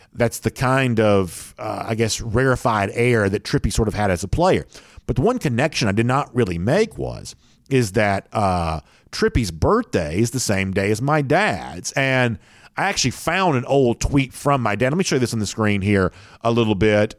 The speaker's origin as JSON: {"language": "English", "town": "Gainesville", "region": "Georgia", "country": "United States", "tie": "born or raised there", "said": "I grew up in Gainesville"}